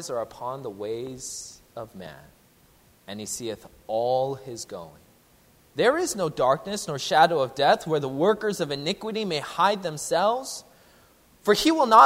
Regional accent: Seattle, Washington, United States; moved away; I'm originally from the Seattle area

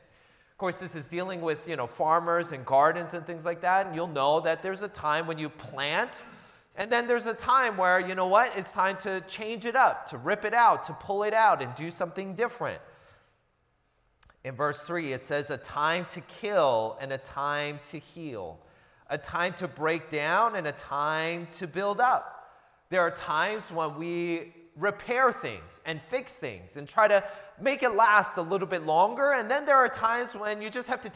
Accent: Seattle, Washington, United States; moved away as an adult; also born or lived in New Jersey; now in Southern California, United States; I grew up in the Seattle area, lived there for about 20 years, and I moved there when I was a little kid.

